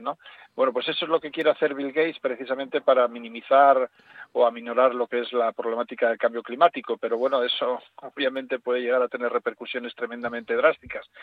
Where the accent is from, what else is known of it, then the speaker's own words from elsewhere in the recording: Asturias, Spain; yo por asturiano